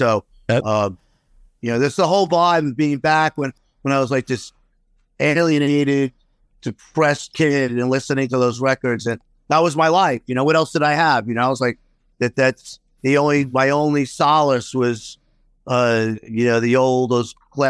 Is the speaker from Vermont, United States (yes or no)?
no; Queens, New York, United States; where we move is not too far from where I grew up in Queens.